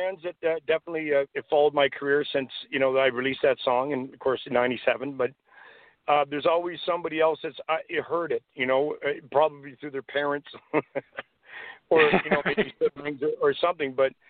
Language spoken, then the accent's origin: English; Canada; Being a Canadian, I'm very proud to be a Canadian.